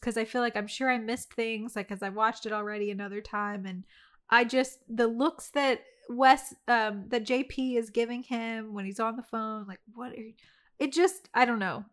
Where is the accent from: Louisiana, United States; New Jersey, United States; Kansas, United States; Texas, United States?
Louisiana, United States; moved away; also born or lived in the Carolinas; my hometown of, like, Louisiana